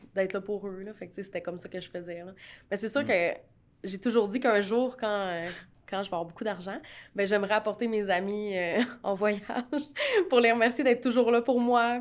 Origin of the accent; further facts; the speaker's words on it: Canada; je suis canadienne